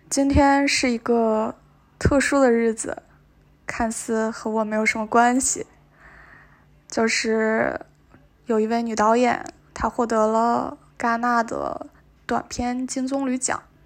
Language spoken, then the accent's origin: Chinese; Northeast China, China; 我作为一个东北人